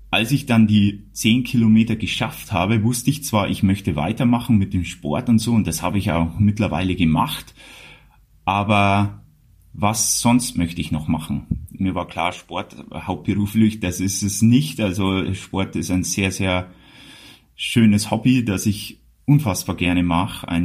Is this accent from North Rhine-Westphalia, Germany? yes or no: no; Bavaria, Germany; dann ist auch äh, von meinem Outfit schon klar, wo ich herkomme, nämlich aus Bayern und dann ist es sprachlich auch nicht mehr so wichtig. Also ich tue mein Bestes, was das Hochdeutsche angeht.